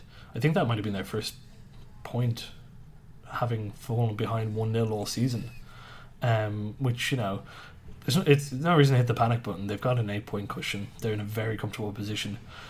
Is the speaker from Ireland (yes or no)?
yes; Ireland; As an Irishman